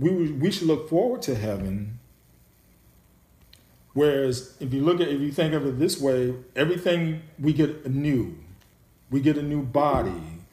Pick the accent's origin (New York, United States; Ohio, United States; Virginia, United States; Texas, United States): New York, United States; growing up in New York